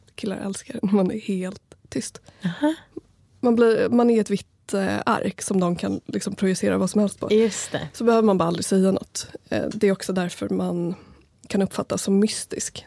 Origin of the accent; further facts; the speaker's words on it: Sala, Västmanland, Sweden; moved away; vill flytta hem till Sala